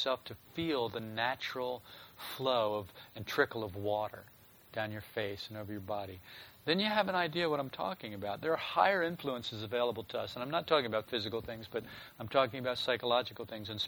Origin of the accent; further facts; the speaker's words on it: a northern state on the East Coast, Northeast, United States; when I was a child, I was raised on the East Coast, and it was in a northern state, so we had the four seasons.